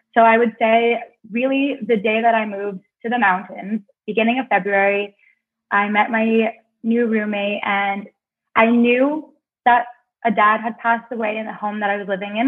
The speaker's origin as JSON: {"language": "English", "town": "Cornwall", "region": "Ontario", "country": "Canada", "tie": "born or raised there", "moved": "as an adult", "said": "to get out of Cornwall, my hometown."}